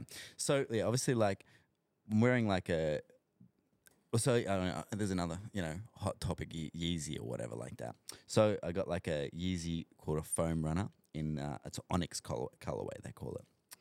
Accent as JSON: {"language": "English", "country": "Australia", "accent": "Australian", "said": "I hope I said that right because my Australian accent always butchers stuff, bro."}